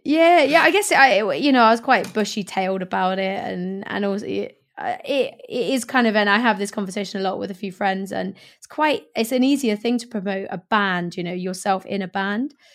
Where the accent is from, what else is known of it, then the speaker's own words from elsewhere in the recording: Swindon, South West England, United Kingdom; moved away as an adult; also born or lived in Hackney, London / Stoke Newington, London; now in London, United Kingdom; my hometown of Swindon